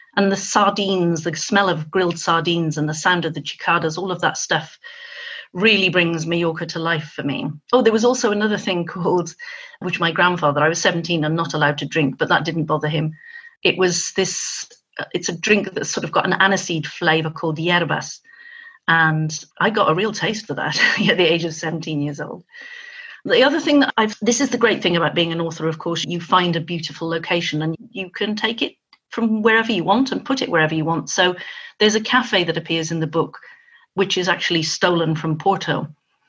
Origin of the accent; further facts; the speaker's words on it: Nigeria; also born or lived in Dubai, United Arab Emirates / Hong Kong; As the child of an engineer, I grew up in Nigeria and Dubai and Hong Kong.